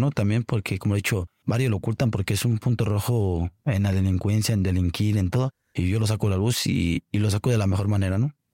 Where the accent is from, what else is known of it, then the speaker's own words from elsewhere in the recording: Mexico; no soy el único mexicano que, que ha hecho travesías en otros países.